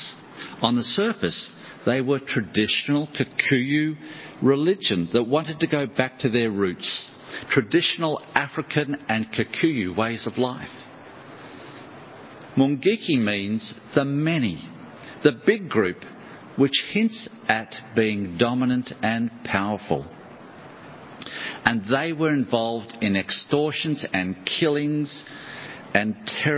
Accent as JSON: {"language": "English", "country": "Australia", "said": "I'm from Australia"}